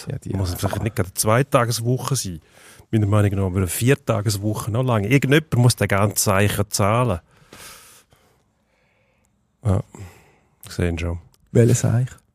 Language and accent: German; Switzerland; Wir, wir kleinen Schweizer haben so gute Tennisspieler.